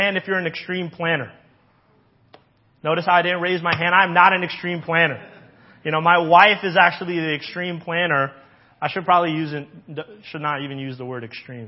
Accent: Hawaii, United States; I grew up in Hawaii

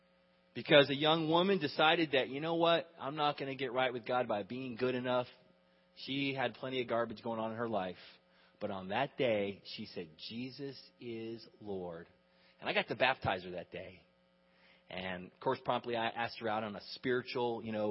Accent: United States; we grew up in America

